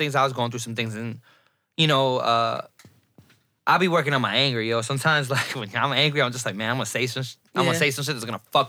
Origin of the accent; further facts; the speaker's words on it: Puerto Rico; I know my history. I'm Puerto Rican. I'm African. I'm Indian. I'm Spaniard.